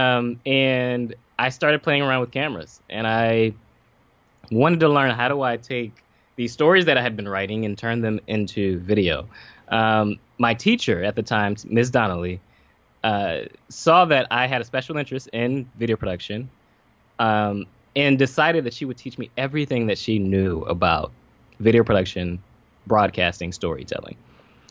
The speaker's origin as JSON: {"language": "English", "town": "Pompano Beach", "region": "Florida", "country": "United States", "said": "I'm from Pompano Beach, Florida, but here in Boca, went to Lane University"}